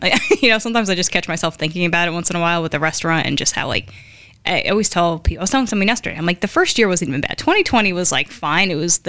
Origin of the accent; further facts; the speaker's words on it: Newark, New Jersey, United States; We grew up in Newark, by the way, for those wondering where the old hood is. It's Newark, New Jersey.